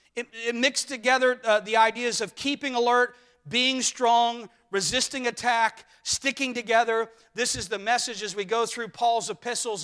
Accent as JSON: {"language": "English", "country": "United States", "said": "us as Americans"}